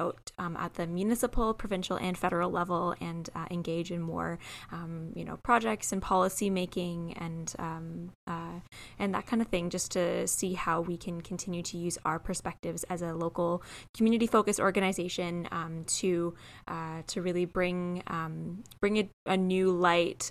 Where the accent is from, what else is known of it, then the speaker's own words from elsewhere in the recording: Waterloo Region, Ontario, Canada; I was born and raised in Waterloo region, and I am a white woman.